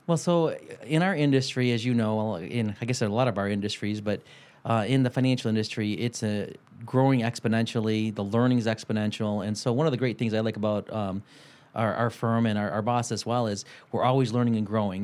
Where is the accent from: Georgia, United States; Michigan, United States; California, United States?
Michigan, United States; Detroit; we're from Detroit